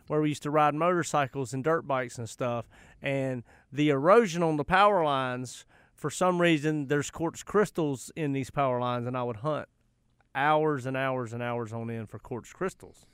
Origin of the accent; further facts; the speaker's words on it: Charlotte, North Carolina, United States; I'm from the West Side.